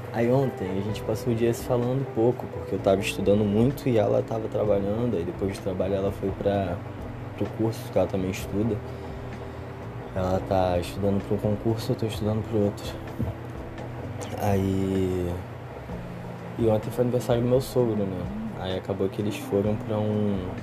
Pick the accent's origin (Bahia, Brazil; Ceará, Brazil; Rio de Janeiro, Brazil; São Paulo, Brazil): Rio de Janeiro, Brazil; eu sou do Rio